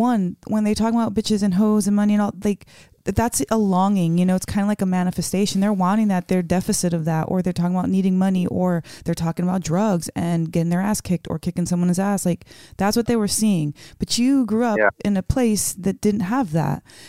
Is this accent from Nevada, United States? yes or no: yes; Las Vegas, Nevada, United States; also born or lived in Bronx, New York; grew up in Vegas